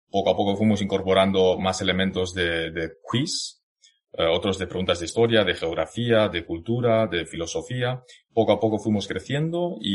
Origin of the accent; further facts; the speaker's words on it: Zhejiang, China; born there; nací en Zhejiang, que como la gran mayoría de vosotros sabréis, eh, me parece que un 85% de los chinos en España, generalmente en Europa, somos de la misma zona